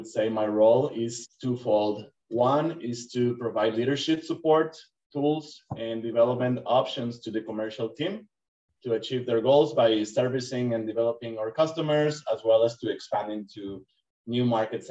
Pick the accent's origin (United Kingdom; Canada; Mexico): Mexico; Monterrey, Nuevo León; moved away as an adult; now in McDonough, United States; I was born in Mexico, in Monterrey, Mexico